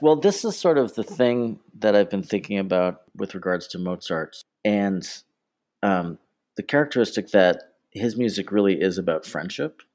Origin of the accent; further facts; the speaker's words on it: Toronto, Ontario, Canada; now in London, United Kingdom; born and raised in Toronto, Ontario, Canada